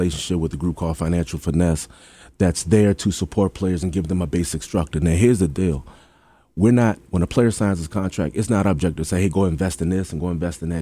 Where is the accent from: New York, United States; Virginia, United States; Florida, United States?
Virginia, United States; Hampton; I'm from Hampton